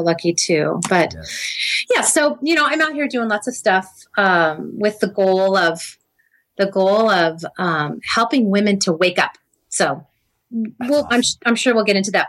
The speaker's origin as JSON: {"language": "English", "town": "Cardiff-by-the-Sea", "region": "California", "country": "United States", "tie": "born or raised there", "said": "I grew up in Cardiff by the Sea, California."}